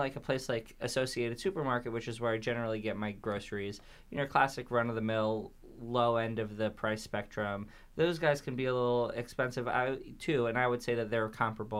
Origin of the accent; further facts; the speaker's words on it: New York City, New York, United States; also born or lived in Manhasset, Long Island; I'm from Bayside, Queens, born and raised. Well, I was born in Manhasset, Long Island. That was the hospital I was born in. But they drove me from that hospital right to my parents' house. Or apartment back then